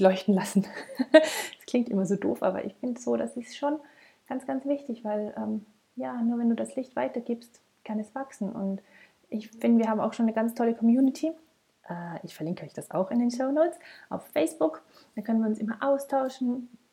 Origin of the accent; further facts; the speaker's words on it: Tyrol, Austria; bei uns in Tirol